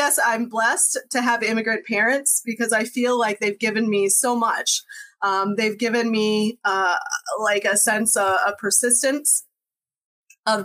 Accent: Nebraska, United States; coming from that very diverse background of a German mother and a Puerto Rican father and growing up in Nebraska, in the 1980s, I put my age out there.

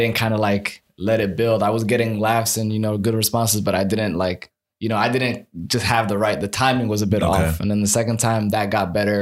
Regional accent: Silver Spring, Maryland, United States; also born or lived in Egypt; I'm from Silver Spring, Maryland

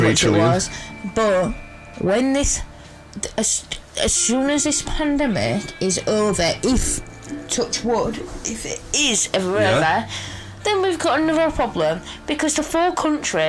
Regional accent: Hull, Yorkshire and the Humber, United Kingdom; Kingston upon Hull, for example, obviously, our hometown.

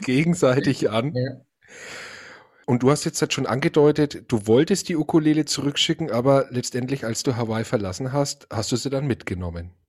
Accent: Franconia, Bavaria, Germany; Ich als Franke

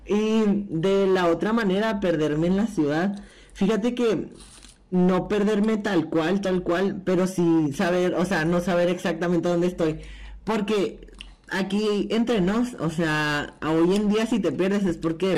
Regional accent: Delicias, Chihuahua, Mexico

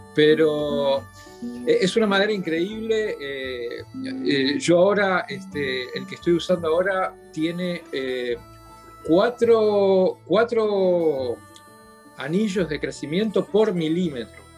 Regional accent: Montevideo, Uruguay; yo nací en Montevideo en 1963, eh, en el hogar de un, de un luthier

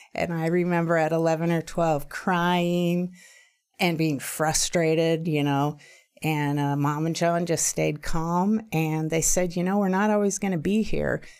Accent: Juneau, Alaska, United States; moved away; also born or lived in Idaho; Being an only child born and raised in Juneau, Alaska, and living with my single mom

